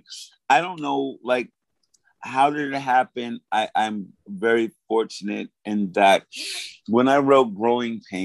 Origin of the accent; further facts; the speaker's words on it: New York City, New York, United States; my growing up in New York City in the early 90s